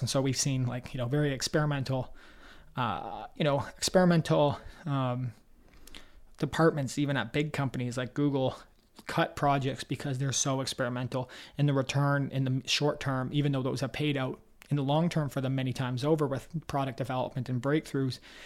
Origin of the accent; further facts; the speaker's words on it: Toronto, Ontario, Canada; I'm from Toronto